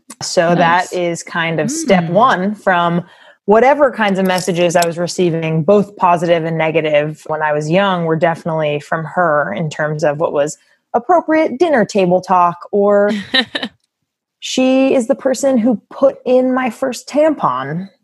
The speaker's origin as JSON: {"language": "English", "area": "Long Island", "region": "New York", "country": "United States", "tie": "born or raised there", "said": "I grew up on Long Island in New York in the suburbs."}